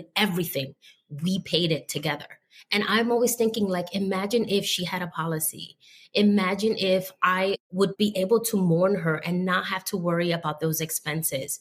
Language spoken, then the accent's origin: English; New York City, New York, United States; being from the South Bronx